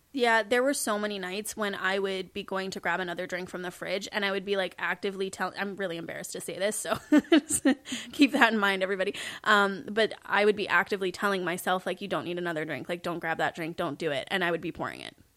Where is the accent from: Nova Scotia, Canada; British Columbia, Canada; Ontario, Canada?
British Columbia, Canada; Kelowna; also born or lived in Saskatoon; Kelowna, which is where I grew up